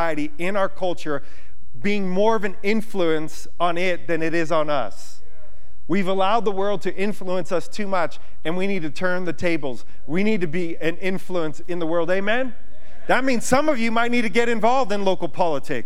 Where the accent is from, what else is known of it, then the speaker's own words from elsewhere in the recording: United States; I'm an American citizen